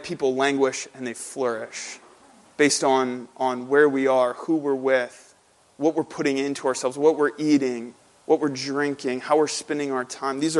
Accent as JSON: {"language": "English", "town": "St. Louis", "region": "Missouri", "country": "United States", "tie": "born or raised there", "also_born_or_lived": "Lebanon, Pennsylvania", "moved": "yes", "lives_now": "Drexel Hill, United States", "said": "growing up in St. Louis at my home church, at Hope Church in St. Louis"}